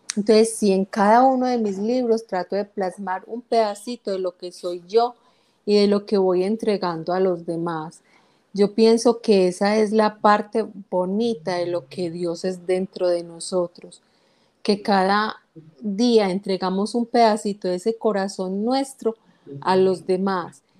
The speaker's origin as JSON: {"language": "Spanish", "town": "Guatapé", "region": "Antioquia", "country": "Colombia", "tie": "born or raised there", "said": "Guatapé, que es mi pueblo natal"}